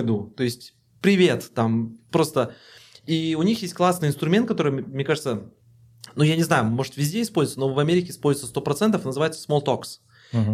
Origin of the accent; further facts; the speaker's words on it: Kazakhstan; Мы такие, мы из Казахстана